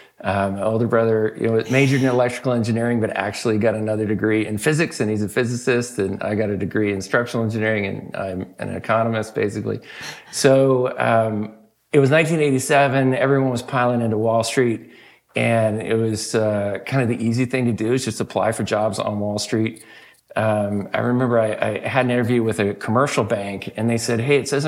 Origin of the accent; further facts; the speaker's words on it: Sacramento, California, United States; I grew up in Sacramento, California